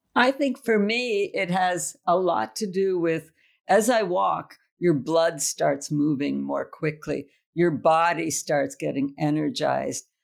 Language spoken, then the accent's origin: English; United States; also born or lived in Trieste; I'm an American